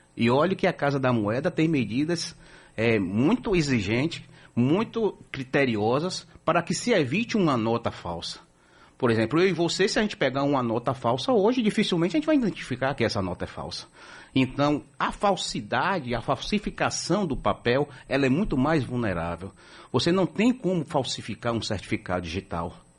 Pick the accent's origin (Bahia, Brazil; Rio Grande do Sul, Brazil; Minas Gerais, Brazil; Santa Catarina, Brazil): Bahia, Brazil; nós que somos baianos